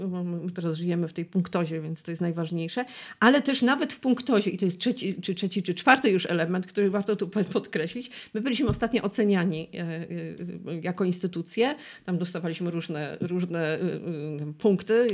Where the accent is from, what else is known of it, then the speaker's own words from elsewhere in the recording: Silesian Voivodeship, Poland; ja jestem ślązaczką